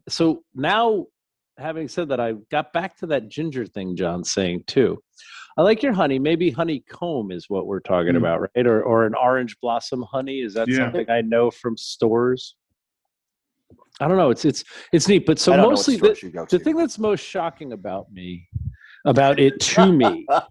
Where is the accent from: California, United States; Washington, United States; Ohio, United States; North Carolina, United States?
Ohio, United States; How dare he break tradition with Belgium because I'm from Ohio.